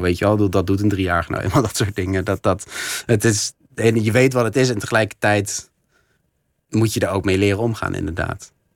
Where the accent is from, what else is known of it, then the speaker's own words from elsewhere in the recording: Netherlands; ik als Nederlander